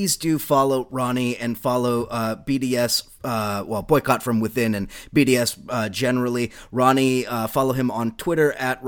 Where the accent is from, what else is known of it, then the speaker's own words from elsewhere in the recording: United States; somebody of Jewish background growing up in the United States